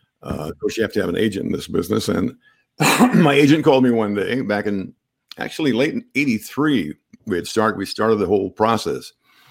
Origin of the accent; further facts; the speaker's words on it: Illinois, United States; now in Connecticut, United States; Not from here. I'm from the Midwest, the Midwestern part of our country, and from Illinois.